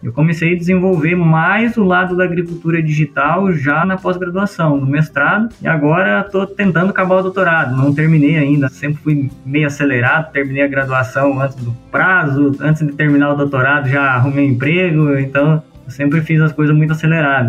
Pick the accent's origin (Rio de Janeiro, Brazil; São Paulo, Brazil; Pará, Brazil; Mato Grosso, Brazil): Mato Grosso, Brazil; Sorriso; also born or lived in Rondonópolis; Eu sou natural aqui de Rondonópolis, mas fui criado desde bem, bem, bem moleque em Sorriso, né? Mais precisamente em Boa Esperança do Norte.